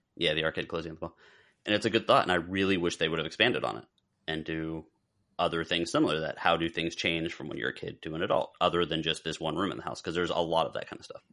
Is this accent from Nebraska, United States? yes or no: no; South Florida, United States; growing up in South Florida.